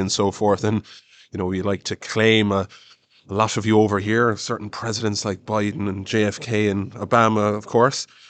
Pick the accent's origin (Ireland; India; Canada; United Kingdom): Ireland; us as Irish people are always very interested in history